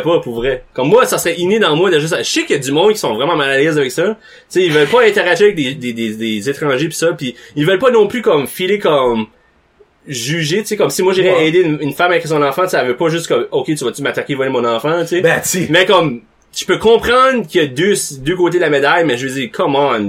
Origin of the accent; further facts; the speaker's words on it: Nicolas-Denys, New Brunswick, Canada; moved away; quand j'étais par chez nous, en Haut-Nicolas-Denis